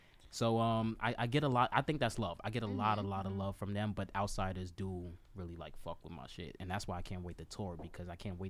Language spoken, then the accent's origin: English; Maryland, United States; So, like, Montgomery County. Okay. I grew up in Montgomery County. Damascus, Germantown, Clarksburg, all.